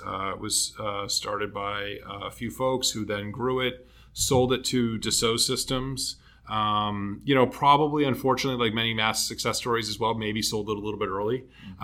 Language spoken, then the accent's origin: English; Canton, Massachusetts, United States; I grew up um, south of Boston uh, in a town called Canton